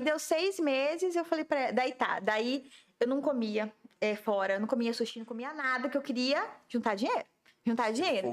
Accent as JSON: {"language": "Portuguese", "town": "Jaciara", "region": "Mato Grosso", "country": "Brazil", "tie": "born or raised there", "moved": "yes", "lives_now": "Campo Grande, Brazil", "said": "eu sou nascida em Jaciara, Mato Grosso, né?"}